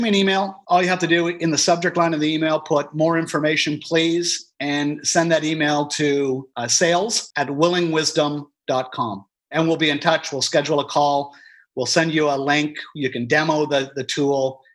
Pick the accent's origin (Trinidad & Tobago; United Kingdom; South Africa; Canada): Canada; as a Canadian